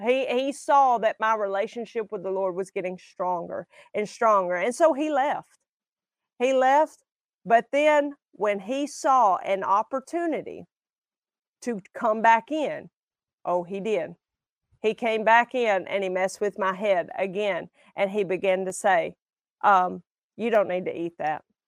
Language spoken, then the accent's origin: English; Alabama, United States; I'm from Alabama